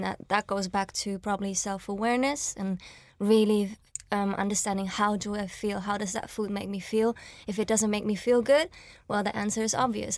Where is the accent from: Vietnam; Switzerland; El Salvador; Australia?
Switzerland; now in London, United Kingdom; I was born and raised in Switzerland and, like, came to London